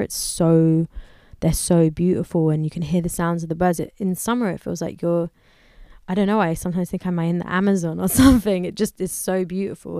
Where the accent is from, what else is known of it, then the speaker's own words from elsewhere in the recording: London, United Kingdom; I grew up in London